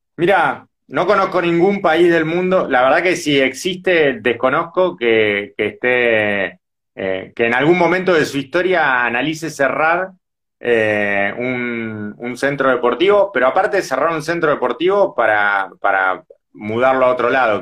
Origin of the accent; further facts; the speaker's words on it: Avellaneda, Buenos Aires Province, Argentina; yo ni siquiera vivo cerca, yo soy de Avellaneda